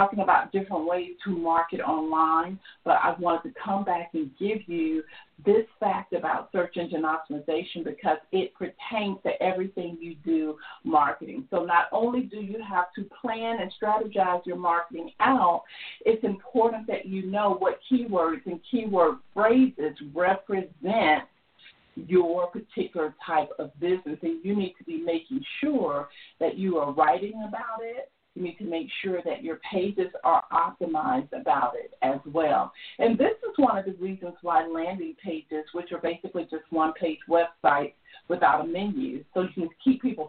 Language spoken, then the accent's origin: English; Georgia, United States; I'm from Georgia